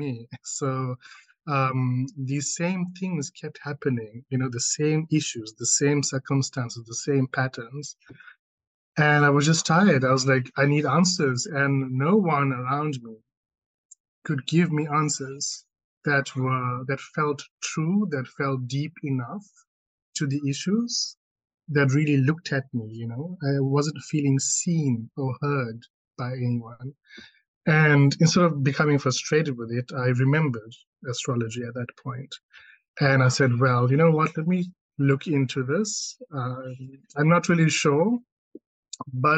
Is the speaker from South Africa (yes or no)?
yes; South Africa; I'm South African, okay, born and bred here and raised and grew up here